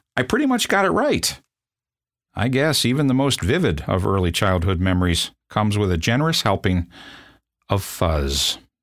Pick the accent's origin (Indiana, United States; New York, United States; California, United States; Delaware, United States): Indiana, United States; South Bend; I'm from South Bend, Indiana